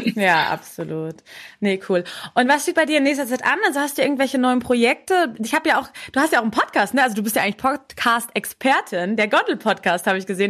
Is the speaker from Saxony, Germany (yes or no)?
no; Munich, Bavaria, Germany; für mich als Münchner